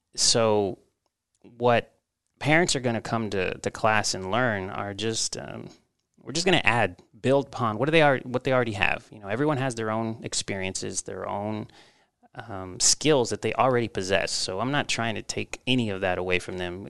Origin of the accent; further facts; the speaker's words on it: Texas, United States; moved away as an adult; also born or lived in Mexico; now in Omaha, United States; I was born in Mexico, and, uh, my family traveled here when I was about, uh, two years old. And I grew up in Texas, so I'm a Texas boy at heart.